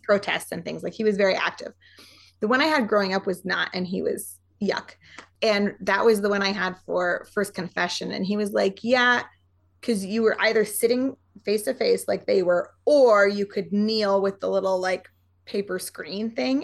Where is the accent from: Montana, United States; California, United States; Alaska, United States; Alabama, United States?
Montana, United States; moved away as an adult